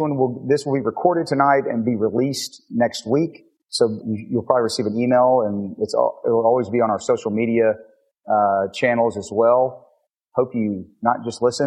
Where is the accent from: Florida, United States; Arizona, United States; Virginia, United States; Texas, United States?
Texas, United States; Bryan; now in Houston, United States; John and I grew up together in Bryan, Texas.